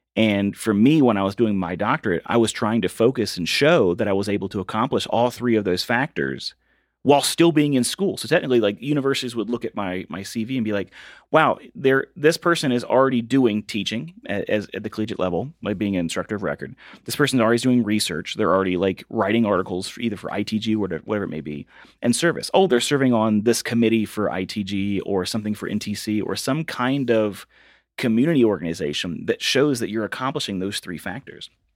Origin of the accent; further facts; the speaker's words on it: Virginia, United States; moved away as an adult; I had to go back to my hometown of Virginia and work at a window factory with my dad